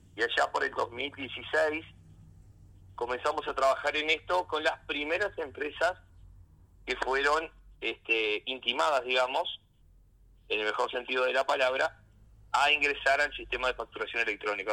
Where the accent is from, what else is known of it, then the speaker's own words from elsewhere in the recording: Rocha, Uruguay; nací en Rocha y prácticamente gran parte de mi vida acá, excepto los años de, estudiante